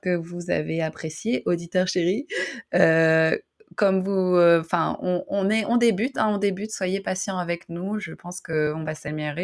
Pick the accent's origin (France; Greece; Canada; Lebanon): France; Roubaix, Hauts-de-France; moved away; je viens de Roubaix, donc je viens du nord.